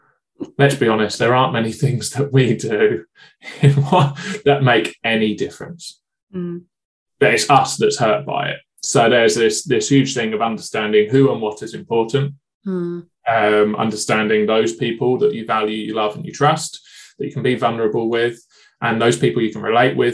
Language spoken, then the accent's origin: English; United Kingdom; being British